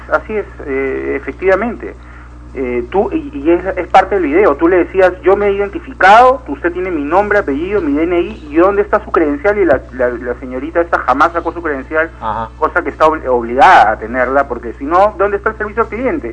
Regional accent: Peru; como peruanos

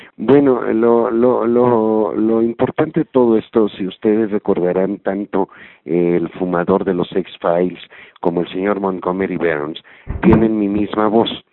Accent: Mexico; En México, en mi país

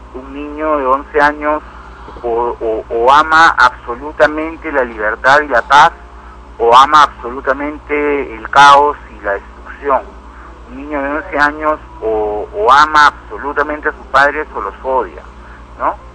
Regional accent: Peru; Imagínate un país como el Perú, en el que todavía estamos tan subdesarrollados

